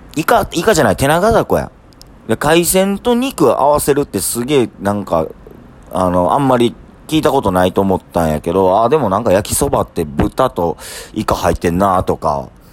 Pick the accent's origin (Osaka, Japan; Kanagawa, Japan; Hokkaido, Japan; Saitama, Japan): Osaka, Japan; 住みのえ出身なんで、い、 田舎者なんですけど